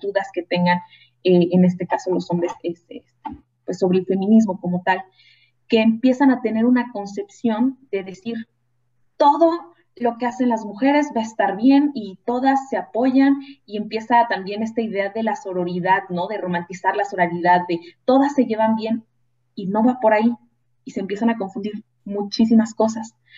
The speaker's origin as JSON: {"language": "Spanish", "region": "Guanajuato", "country": "Mexico", "said": "Yo que soy de Guanajuato"}